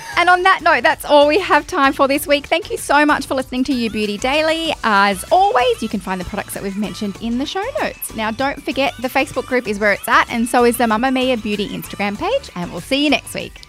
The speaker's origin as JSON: {"language": "English", "country": "Australia", "accent": "Aussie Bogan", "said": "my Aussie Bogan accent"}